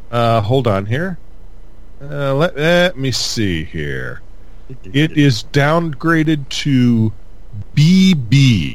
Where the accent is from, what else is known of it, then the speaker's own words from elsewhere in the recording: Connecticut, United States; my home state of Connecticut.